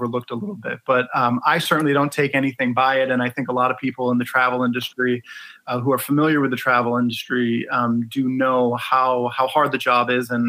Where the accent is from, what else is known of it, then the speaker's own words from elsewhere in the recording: Ann Arbor, Michigan, United States; also born or lived in Detroit; I was born in Detroit and raised in Ann Arbor